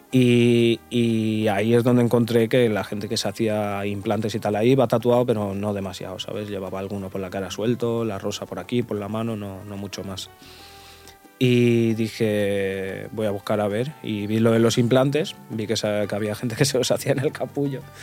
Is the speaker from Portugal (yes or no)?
yes; Portugal; now in Mallorca, Spain; ahora vivo en Mallorca, pero soy portugués